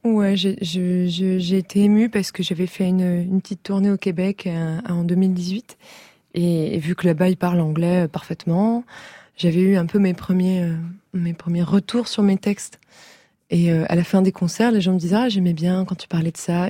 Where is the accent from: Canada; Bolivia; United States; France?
France; Paris, Île-de-France; also born or lived in Briançon, France; Je suis née à Briançon, dans les Alpes, mais j'ai grandi à Paris